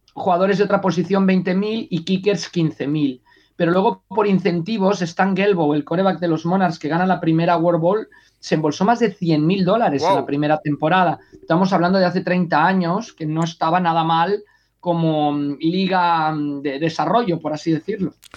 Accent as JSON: {"language": "Spanish", "country": "Mexico", "tie": "born or raised there", "also_born_or_lived": "Sant Cugat del Vallès, Spain", "moved": "yes", "lives_now": "Spain", "said": "cuando crecí en México"}